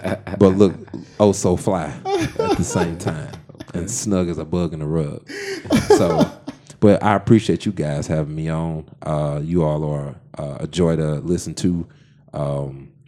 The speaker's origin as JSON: {"language": "English", "region": "Midwest", "country": "United States", "tie": "born or raised there", "said": "Born and raised in the Midwest"}